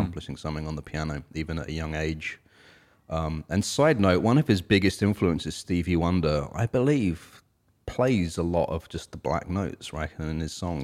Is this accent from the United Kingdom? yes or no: yes; United Kingdom; now in United States; us British folks